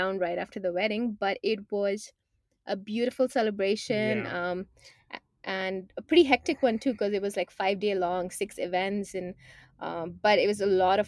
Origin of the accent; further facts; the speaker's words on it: India; moved away as an adult; now in Canada; growing up in India, even though it was a very traditional environment